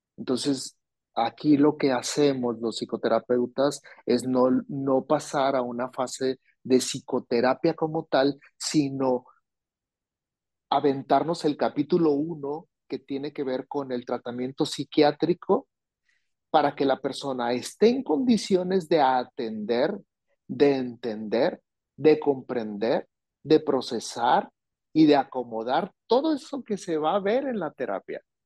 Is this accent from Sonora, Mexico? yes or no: yes; Hermosillo, Sonora, Mexico; yo soy de Sonora, yo soy de Hermosillo, Sonora